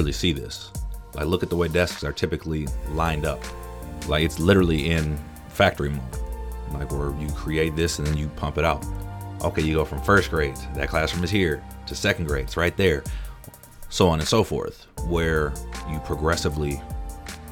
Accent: Minneapolis–Saint Paul, Minnesota, United States; I'm from the Twin Cities in Minnesota

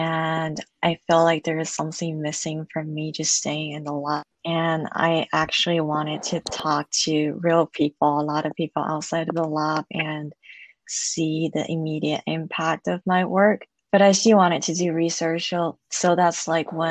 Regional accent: Shanghai, China; moved away as an adult; now in United States; I'm originally from Shanghai, China, and I came to the States in 2015 for undergrad

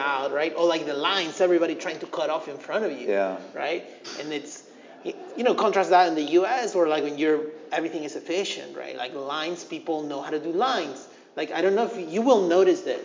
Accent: Lima, Peru; moved away; also born or lived in United States; this is my home country

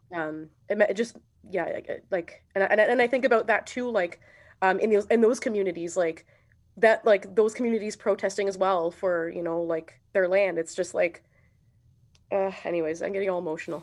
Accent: Sudbury, Ontario, Canada; moved away; growing up here was cool.

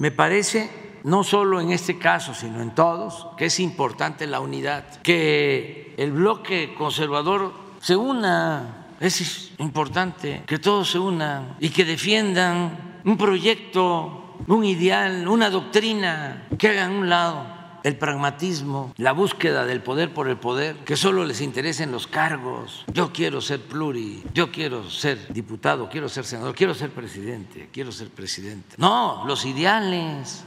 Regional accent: southeast Mexico, Mexico; allá en mi pueblo o allá en el sureste

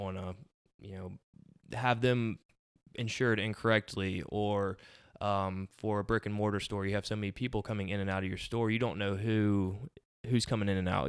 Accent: Beaufort, South Carolina, United States; moved away as an adult; now in Somerville, United States; I'm from Beaufort, South Carolina originally, so, uh, consider myself a low country native

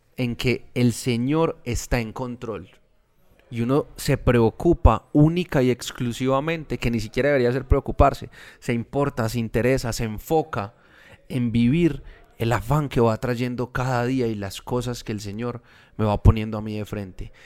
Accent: Medellín, Antioquia, Colombia; Nosotros somos de Medellín. Acá es muy común la palabra culicagao

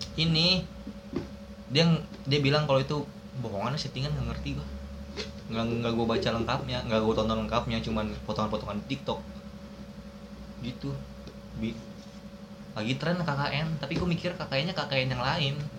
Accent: Tangerang, Banten, Indonesia; gua orang Tangerang

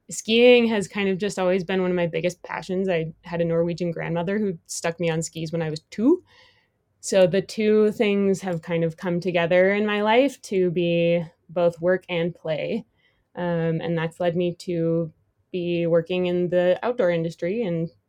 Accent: Madison, Wisconsin, United States; now in Driggs, United States; Um, I grew up in Madison, Wisconsin. It's a little Midwest gal from tiny ski hills, and now I live out in Driggs, Idaho.

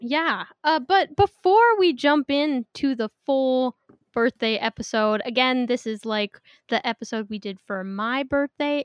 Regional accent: Missoula, Montana, United States; moved away as an adult; now in Spokane, United States; I just moved to Spokane, Washington from my hometown, Missoula, Montana

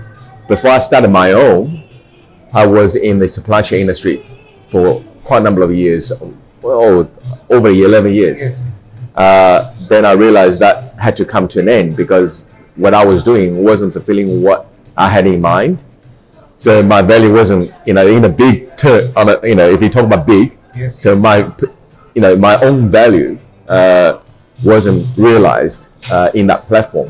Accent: Shanghai, China; moved away as an adult; being a Shanghainese, you know, born in Shanghai, we are a merchant

